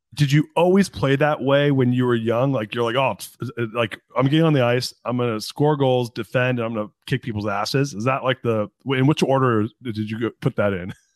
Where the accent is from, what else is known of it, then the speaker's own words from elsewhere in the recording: Anaheim, California, United States; I grew up in Anaheim. I was born in Anaheim, and I grew up in Orange County